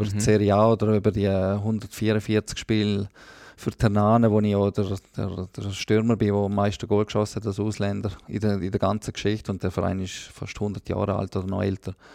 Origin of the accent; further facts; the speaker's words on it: Liechtenstein; der Platz der Gatter als Liechtensteiner ist ja auch nicht selbstverständlich, weil ich muss ja die Ausbildung in der Schweiz machen